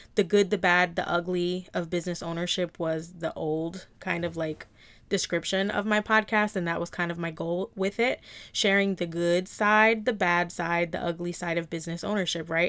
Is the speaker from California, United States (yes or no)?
no; New Jersey, United States; I was born and raised in New Jersey and South Jersey